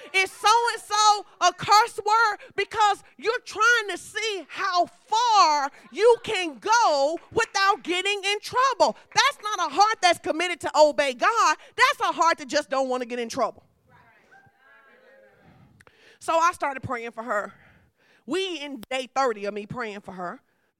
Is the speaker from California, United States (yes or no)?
no; Fordyce, Arkansas, United States; I'm from Fordyce, baby. That's how we do.